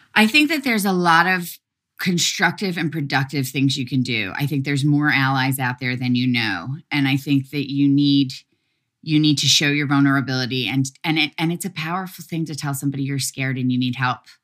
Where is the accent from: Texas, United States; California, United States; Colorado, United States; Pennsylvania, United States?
Pennsylvania, United States; Philadelphia; moved away; I'm from Philly